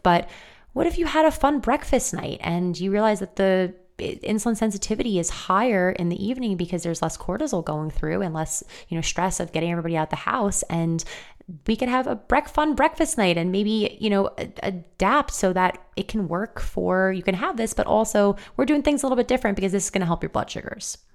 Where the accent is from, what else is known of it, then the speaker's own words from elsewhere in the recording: New York, United States; me living and growing up in New York from an Italian family